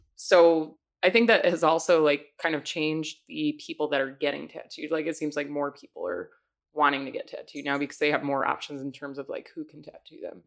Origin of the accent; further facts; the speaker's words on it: Long Island, New York, United States; moved away as an adult; also born or lived in Rochester, New York; now in Chicago, United States; I was born in Long Island